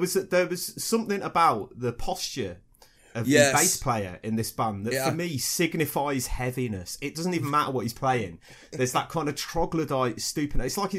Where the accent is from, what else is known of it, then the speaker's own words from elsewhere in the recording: West Midlands, United Kingdom; I'm from the West Midlands